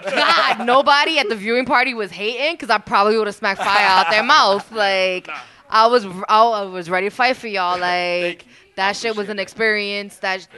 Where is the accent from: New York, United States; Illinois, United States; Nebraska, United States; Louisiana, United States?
New York, United States; New York City; I'm from the Bronx.